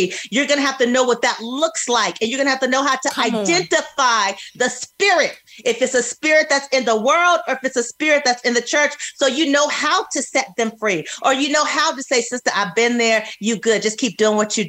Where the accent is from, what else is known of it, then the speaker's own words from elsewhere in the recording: California, United States; moved away as an adult; also born or lived in Georgia; I grew up in California, so I saw a lot, surrounded by a lot